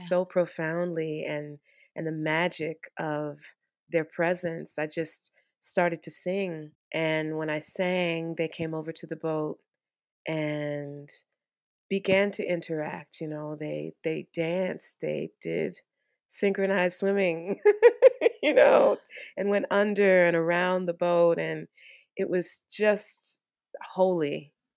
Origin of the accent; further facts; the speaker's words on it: Washington, District of Columbia, United States; I'm a D C native